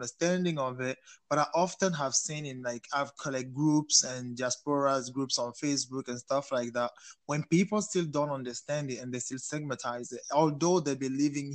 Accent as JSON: {"language": "English", "country": "Cameroon", "tie": "born or raised there", "also_born_or_lived": "France", "moved": "yes", "lives_now": "Montreal, Canada", "said": "I grew up in Cameroon"}